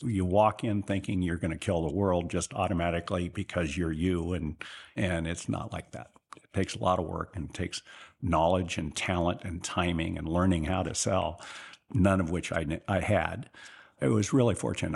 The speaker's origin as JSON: {"language": "English", "town": "Sutter", "region": "California", "country": "United States", "tie": "born or raised there", "also_born_or_lived": "Marysville, California / Cleveland / Chicago / Pittsburgh", "said": "I grew up in the little town of Sutter, California, which is about ten miles west of Marysville"}